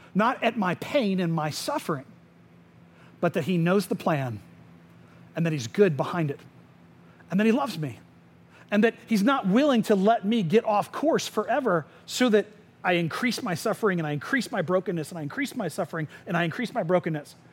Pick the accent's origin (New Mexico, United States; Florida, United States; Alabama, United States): Florida, United States; Winter Springs; I grew up in Tuscaloosa, which is in Winter Springs.